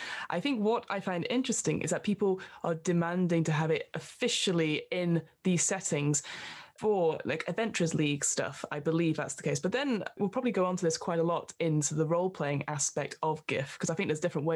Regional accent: United Kingdom; we are British

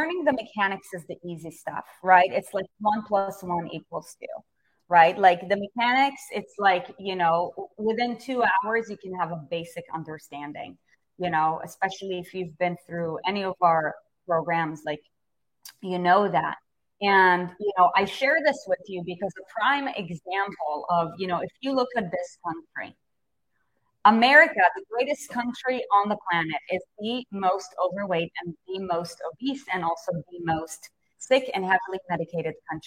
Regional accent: United States

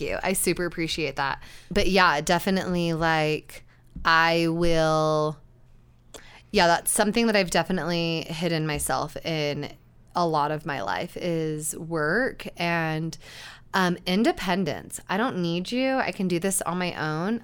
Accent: Utah, United States; growing up in Utah, and Utah County specifically

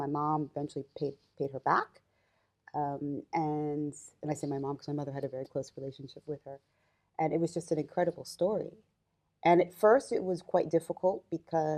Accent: Mount Laurel, New Jersey, United States; also born or lived in Camden, New Jersey; I was born in Camden, New Jersey, but I moved into a town called Mount Laurel, New Jersey.

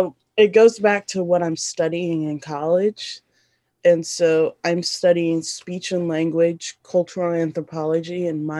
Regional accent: Sierra Leone; born there; So I was born in Sierra Leone, West Africa, and there was a war in Sierra Leone, the Diamond War happening.

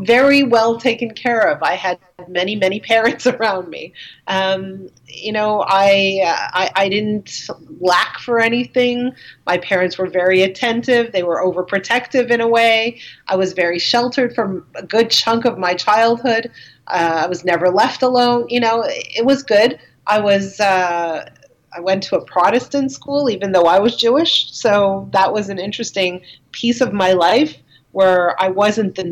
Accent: Dollard-des-Ormeaux, Quebec, Canada; I grew up in a place called Dollard des Ormeaux. I'm trying to kind of say it in English and French at the same time, but it's on the West Island of Montreal.

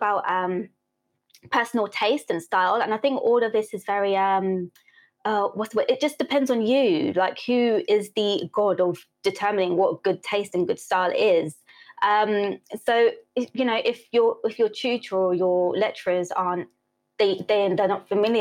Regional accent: United Kingdom; also born or lived in St. Elizabeth, Jamaica (ancestry, summers); I was born here

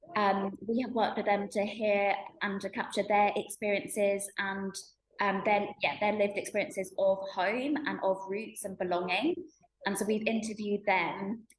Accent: United Kingdom; i was born and bred in the uk

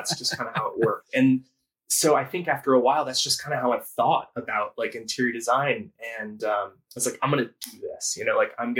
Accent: Newport, Rhode Island, United States; moved away as an adult; I grew up in Newport, Rhode Island

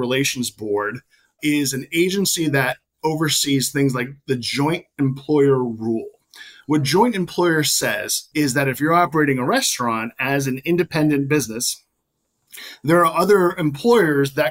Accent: California, United States; moved away; I'm originally from California, born and raised, and I love the community out there

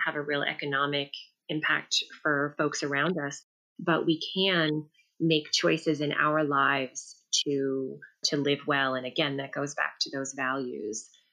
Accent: New York City, New York, United States; I grew up in New York City

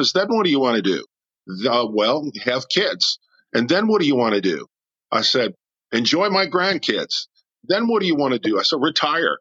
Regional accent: New Orleans, Louisiana, United States; also born or lived in Aurora, Illinois; I was born here in New Orleans. Then my father found work, and we moved to Aurora, Illinois for about 5 years. When I was a young child, made my first communion up there at Holy Angels Parish. And then we came back here

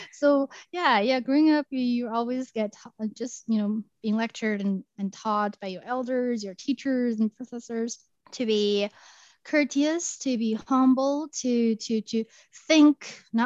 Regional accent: China; English is a second language; moved away as an adult; also born or lived in Arizona, United States; now in United States; I was born and raised in China, and I went to Arizona State University to pursue my doctoral studies.

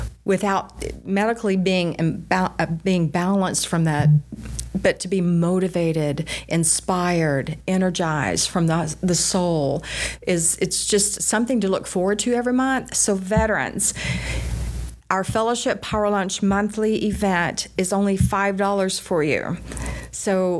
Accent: Richardson, Texas, United States; I was raised in Richardson, Texas

